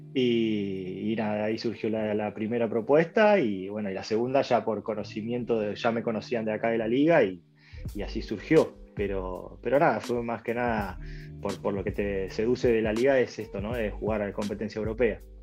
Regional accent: Argentina; moved away as an adult; now in Gibraltar; somos nosotros los argentinos

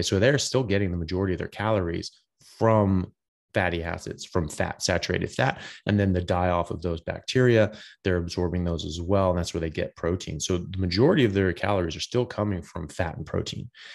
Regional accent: United States; now in Australia; I'm an American doctor. I'm pr, currently practicing in Australia

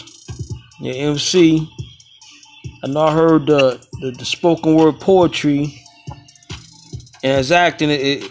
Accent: New York City, New York, United States; moved away; I was born in Crown Heights

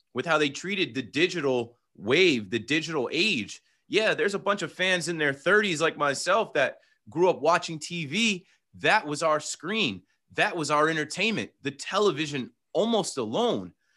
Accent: New Jersey, United States; I'm from Jersey

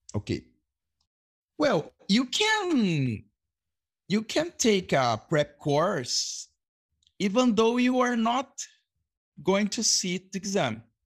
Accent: Brazil; English is a second language; also born or lived in Boa Vista, Roraima; I'm an English teacher from Brazil

